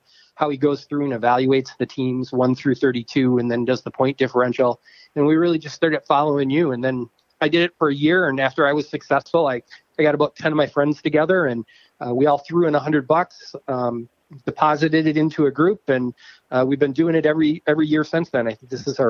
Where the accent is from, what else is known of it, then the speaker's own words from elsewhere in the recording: Wisconsin, United States; Yeah, I am from Wisconsin.